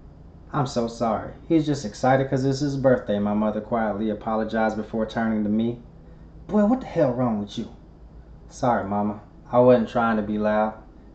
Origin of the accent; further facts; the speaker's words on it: the South, United States; Growing up in the South, church was a big part of our lives.